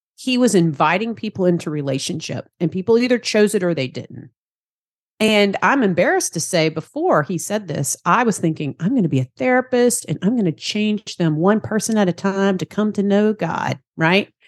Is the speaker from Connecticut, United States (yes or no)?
no; Savannah, Georgia, United States; accent: Southern; I'm down here in Savannah, Georgia, if you enjoy my Southern accent there.